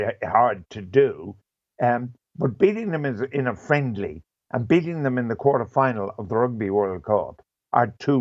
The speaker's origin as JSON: {"language": "English", "country": "Ireland", "said": "as an Irishman"}